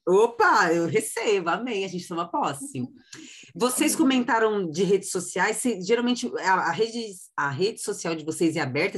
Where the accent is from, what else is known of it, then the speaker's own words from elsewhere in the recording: São Paulo, Brazil; eu sou de São Paulo capital